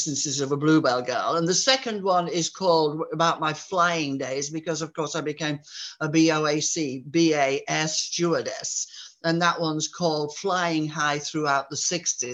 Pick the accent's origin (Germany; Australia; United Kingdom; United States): United Kingdom; Yorkshire Dales, Yorkshire and the Humber; my village here, I was born here, and my father and my grandfather were born in this village in the Yorkshire Dales